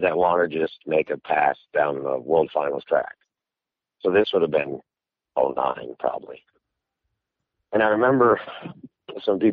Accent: Middlebury, Vermont, United States; moved away; my wife and I and my son, we were all born and raised in Vermont

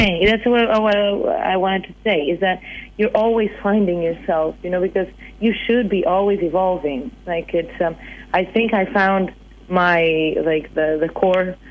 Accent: Portugal; English is a second language; moved away as an adult; also born or lived in Boston, United States; when I moved back to Portugal

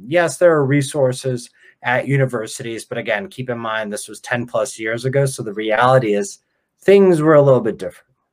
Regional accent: Ukraine; now in United States; I was born in Ukraine

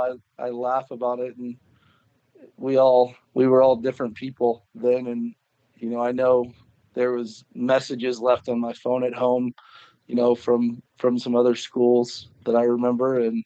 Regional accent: Sedalia, Missouri, United States; Sedalia is. It's a smaller town. It's obviously it's 20 minutes from Warrensburg.

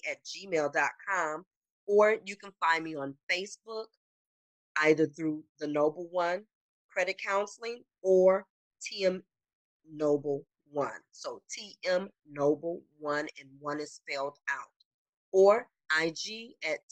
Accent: Illinois, United States; also born or lived in Detroit, Michigan; I am originally from Detroit, but Illinois is where I spent the majority of my life

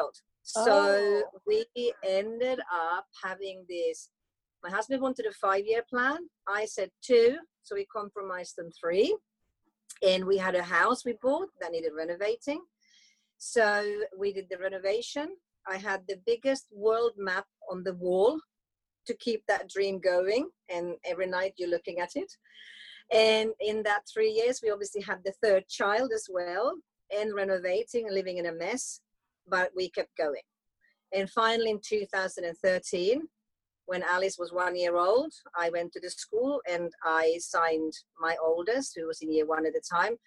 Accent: Finland; moved away; also born or lived in United Kingdom; I'm from Finland

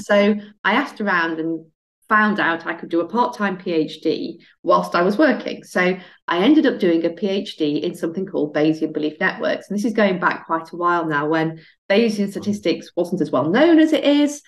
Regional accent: Barnsley, Yorkshire and the Humber, United Kingdom; growing up in Barnsley

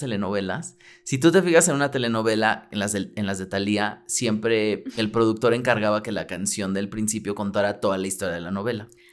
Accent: Mexico City, Mexico; yo viví en el sur, pero también viví como por el centro

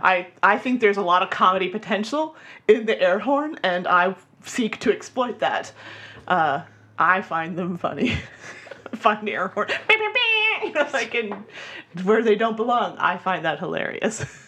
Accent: Florida, United States; I'm from Florida

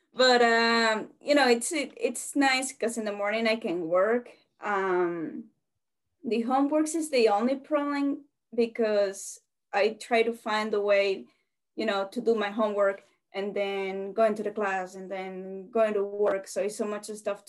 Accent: Venezuela; English is a second language; now in Massachusetts, United States; I'm from Venezuela

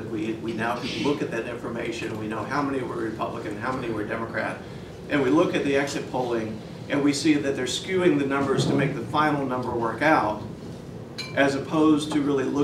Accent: Oklahoma, United States; What I consider my home state, I was, grew up as an Army brat, but what I consider my home state of Oklahoma had an eight-point drop-off of turnout from 2008

